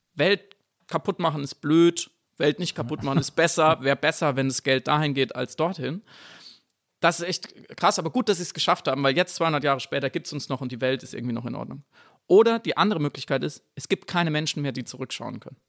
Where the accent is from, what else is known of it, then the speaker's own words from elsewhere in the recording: Black Forest, Baden-Württemberg, Germany; moved away as an adult; also born or lived in Munich; wo ich aufgewachsen bin im Schwarzwald